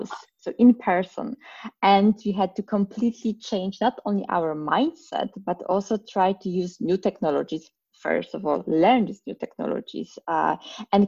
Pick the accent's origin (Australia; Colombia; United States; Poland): Poland; moved away as an adult; now in Berlin, Germany; Originally, I'm from Poland. I was born and raised there